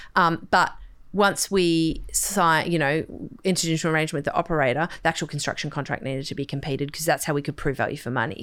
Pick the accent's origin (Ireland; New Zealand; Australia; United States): Australia; Sydney, New South Wales; I grew up on the North Shore